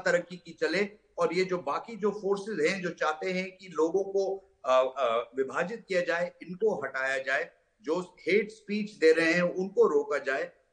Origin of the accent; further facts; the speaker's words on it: North India, India; मैं नॉर्थ से हूँ नॉर्थ इंडिया से हूँ